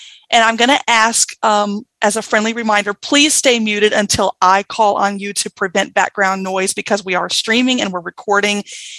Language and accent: English; Mississippi, United States; accent: Southern; now in Washington, United States; I'm from Berrien, Washington, but originally from Mississippi. So that's why you kind of hear a little bit of a Southern accent.